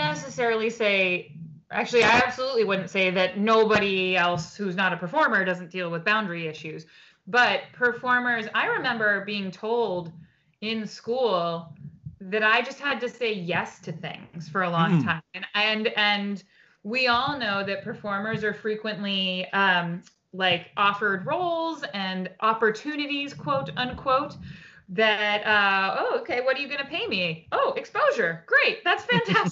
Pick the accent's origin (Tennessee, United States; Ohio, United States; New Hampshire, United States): New Hampshire, United States; Portsmouth; moved away as an adult; also born or lived in New York City; I grew up in Portsmouth